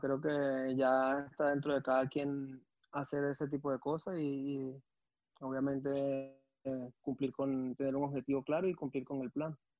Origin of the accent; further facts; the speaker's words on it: Caracas, Capital District, Venezuela; moved away as an adult; also born or lived in Belgium; vengo del 23 de enero de, Caracas, de la parroquia